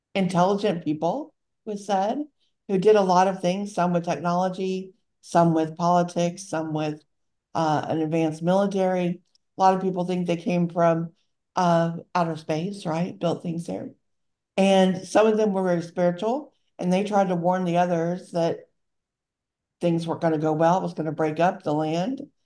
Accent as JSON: {"language": "English", "region": "Louisiana", "country": "United States", "tie": "born or raised there", "also_born_or_lived": "North Carolina", "moved": "yes", "said": "I would be born in Louisiana"}